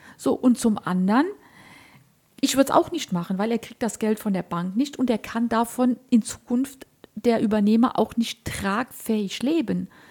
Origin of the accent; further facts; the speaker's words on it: Germany; ich komme ja so aus der Eifel, ich rede mal so platt